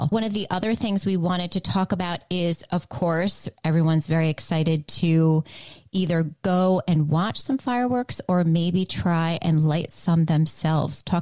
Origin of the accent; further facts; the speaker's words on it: Greenwich, Connecticut, United States; moved away as an adult; also born or lived in New York City; now in Greenwich, United States; I grew up in Riverside.